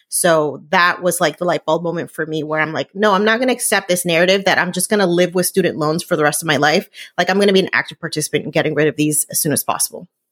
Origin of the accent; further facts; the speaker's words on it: New Jersey, United States; I grew up in New Jersey